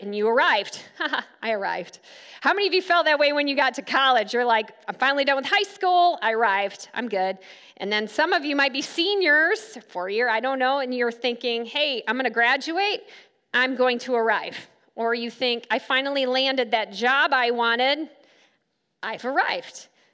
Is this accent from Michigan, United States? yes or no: yes; Grand Rapids, Michigan, United States; moved away as an adult; also born or lived in Silver Lake Sand Dunes, Michigan; now in Kansas, United States; I grew up in Grand Rapids, but I lived right here at Silver Lake Sand Dunes for about five years